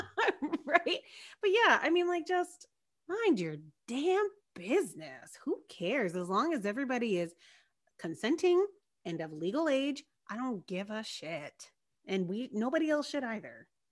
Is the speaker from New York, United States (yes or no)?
no; Marietta, Georgia, United States; my hometown, you know, down in Marietta